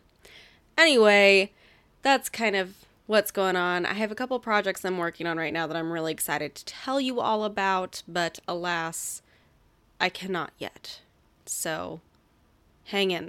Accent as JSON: {"language": "English", "town": "Portland", "region": "Oregon", "country": "United States", "tie": "born or raised there", "said": "I was born in Portland"}